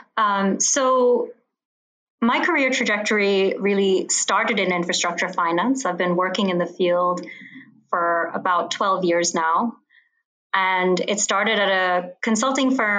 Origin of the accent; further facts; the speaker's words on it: Bahrain; now in Washington, D.C., United States; I grew up in the Middle East in a little island called Bahrain